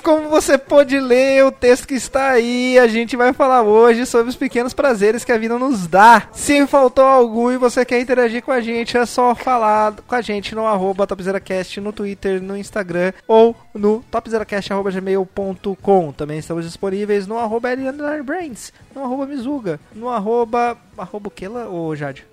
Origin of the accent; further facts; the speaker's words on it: Brazil; a gente sendo brasileiro